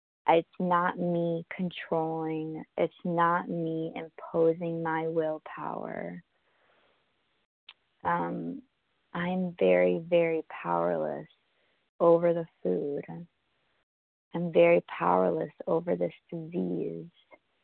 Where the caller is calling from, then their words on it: New York, United States; I'm calling from Manhattan.